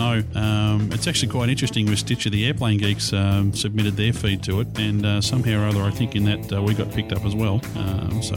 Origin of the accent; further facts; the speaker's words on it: Australia; We're from the Southern Hemisphere, so we've got the real Southern accents